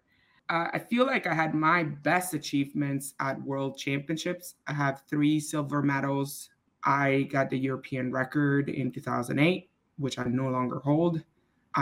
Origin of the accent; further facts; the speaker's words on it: Switzerland; moved away as an adult; also born or lived in Dallas, Texas; now in United States; I grew up in Switzerland, and I did high school in Switzerland. And then I came to the U.S. when I was about 20 on a swimming scholarship